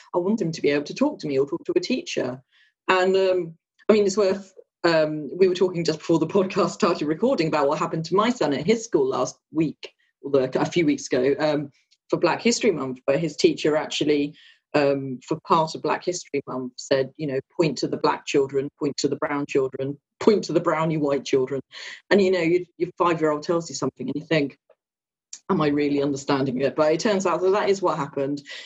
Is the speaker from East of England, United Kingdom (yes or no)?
yes; Luton area, East of England, United Kingdom; I was born here um, and live not too far from where I was born in Luton now